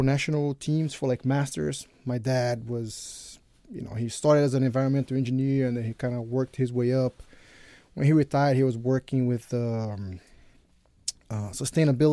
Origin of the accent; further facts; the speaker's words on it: Rio de Janeiro, Brazil; moved away as an adult; also born or lived in New Jersey, United States; now in United States; I grew up in Rio when I was 20. I moved back up here